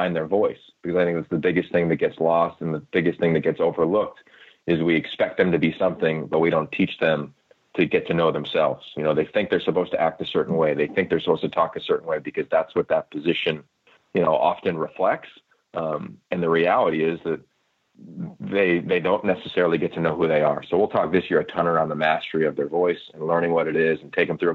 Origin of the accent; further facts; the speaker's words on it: Pennsylvania, United States; I'm from Pennsylvania, as kind of Bruce referenced earlier, played at Pitt